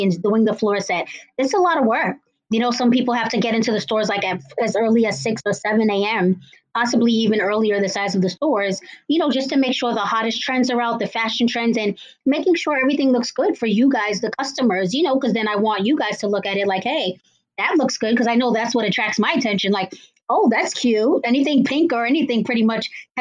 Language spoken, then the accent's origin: English; Cambridge, Massachusetts, United States; I am from Cambridge, Massachusetts